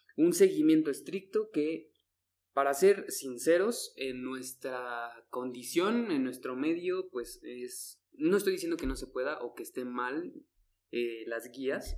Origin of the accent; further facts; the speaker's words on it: Mexico; México, que estamos